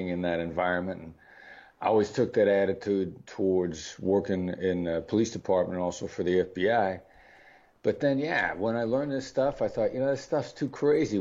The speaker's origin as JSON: {"language": "English", "region": "Iowa", "country": "United States", "tie": "born or raised there", "said": "I know what my accent sounds like, but I grew up in Iowa. I'm a small town boy from the Midwestern United States."}